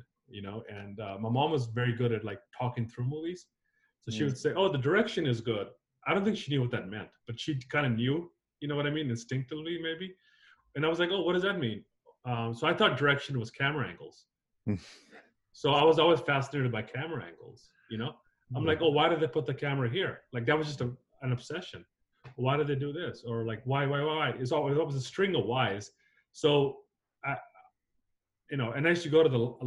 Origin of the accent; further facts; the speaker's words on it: United States; moved away as an adult; also born or lived in Zambia / Nigeria; now in Los Angeles, United States; I grew up in South and North Carolina